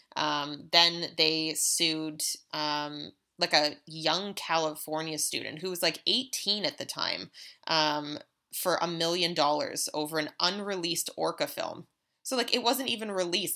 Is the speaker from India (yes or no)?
no; Canada; as a Canadian citizen